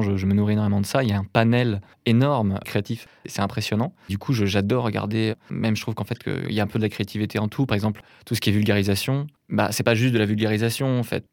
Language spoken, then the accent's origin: French; north of Rennes, Brittany, France; je viens d'une petite ville de Bretagne, au nord de Rennes, qui s'appelle Béton.